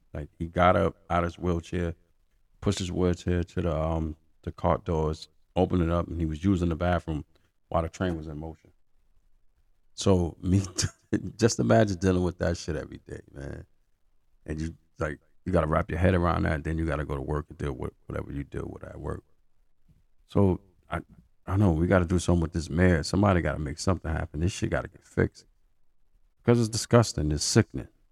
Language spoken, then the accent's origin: English; New York City, New York, United States; I'm a New Yorker. I've been here basically all my life